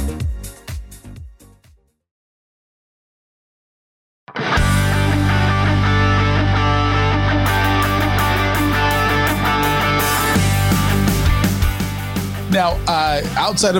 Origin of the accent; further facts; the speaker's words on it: La Habra, California, United States; I'm from La Habra